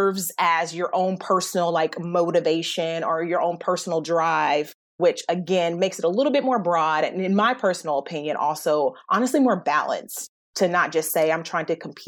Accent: Alabama, United States; I live in the South. I'm from Alabama.

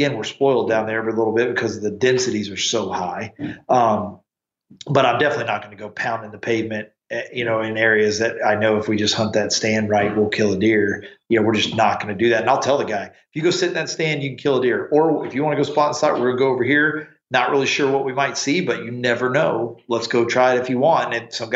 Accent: Eastern North Carolina, United States; now in South Texas, United States; I grew up in Eastern North Carolina

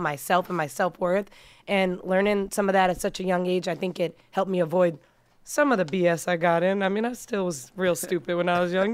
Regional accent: Massachusetts, United States; also born or lived in New York; now in Las Vegas, United States; I'm originally from Massachusetts. That's where I was born and raised, but I moved to Vegas from New York, um, over ten

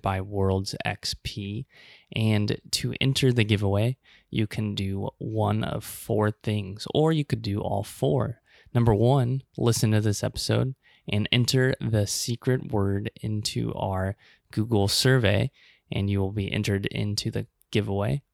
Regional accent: Omaha, Nebraska, United States; Omaha, Nebraska, my hometown

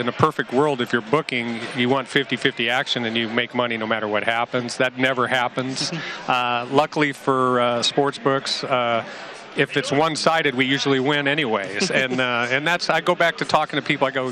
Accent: Midwest, United States; I'm from the Midwest

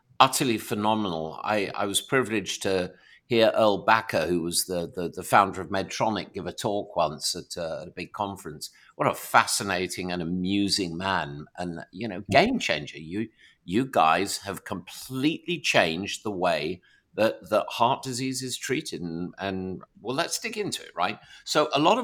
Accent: England, United Kingdom; as an Englishman

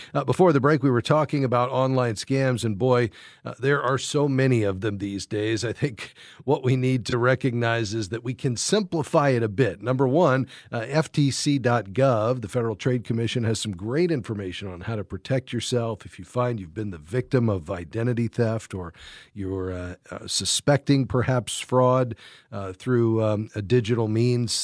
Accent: Fort Lauderdale, Florida, United States; my hometown, Fort Lauderdale, Florida.

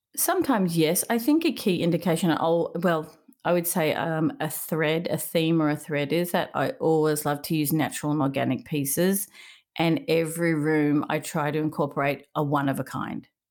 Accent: Melbourne, Victoria, Australia; moved away as an adult; now in California, United States; I grew up in Melbourne, Australia, uh, when, uh, first place I grew up was Caulfield, and then we moved to Brighton

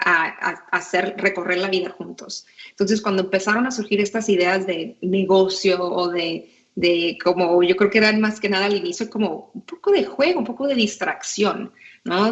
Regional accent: Tijuana, Baja California, Mexico; first language Spanish; moved away as an adult; also born or lived in San Diego / Monterrey; now in United States; yo crecí en Tijuana, nací en San Diego

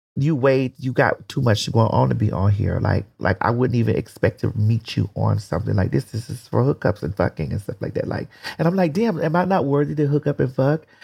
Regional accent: Miami, Florida, United States; growing up in Miami, people don't understand that, um, it's still the South

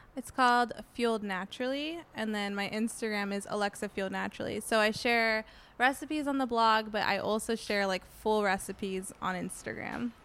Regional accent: San Diego, California, United States; I grew up in San Diego. I've lived here my whole life.

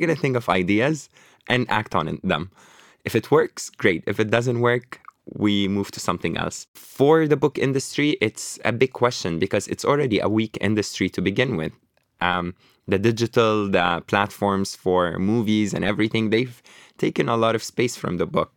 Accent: Beirut, Beirut Governorate, Lebanon; moved away; also born or lived in Toronto, Canada / New York, United States; I was born in Lebanon, in Beirut, in, uh, Burj Al Barajni. I grew up in Burj Al Barajni camp, emigrated to Canada

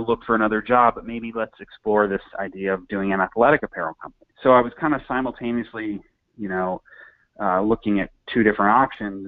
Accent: St. Louis, Missouri, United States; now in New York, United States; I'm from St. Louis. I born and raised, um, went to college there as well

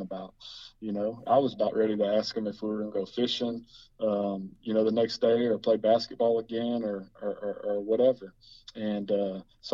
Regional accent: Huntsville, Texas, United States; I'm from Huntsville

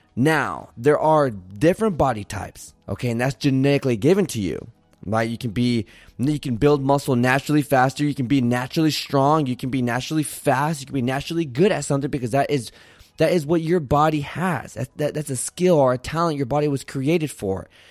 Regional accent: Santa Barbara, California, United States; moved away; also born or lived in Arizona; I was born in Santa Barbara, California, went to school in Arizona

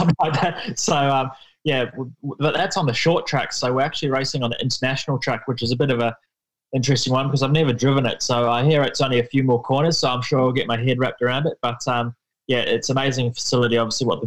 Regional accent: New Zealand; now in Australia; growing up in New Zealand

